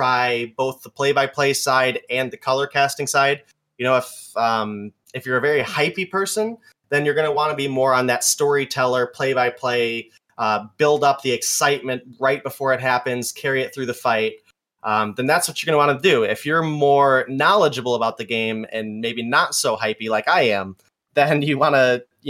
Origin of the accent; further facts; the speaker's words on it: Michigan, United States; I'm from Michigan